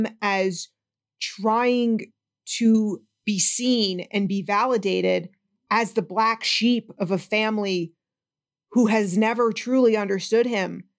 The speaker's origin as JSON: {"language": "English", "region": "Northeast", "country": "United States", "said": "I'm from the Northeast too"}